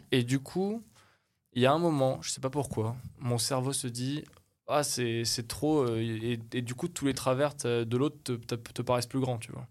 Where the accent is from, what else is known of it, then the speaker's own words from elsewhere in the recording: France; je suis français, j'ai ma famille, j'ai mes amis, je suis bien installé